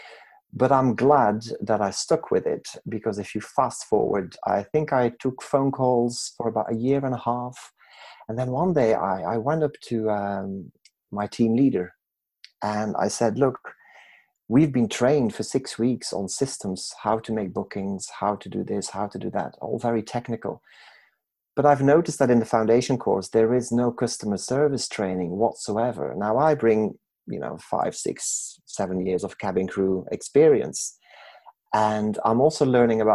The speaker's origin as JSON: {"language": "English", "country": "Belgium", "tie": "born or raised there", "moved": "as an adult", "said": "I was born and raised in Belgium"}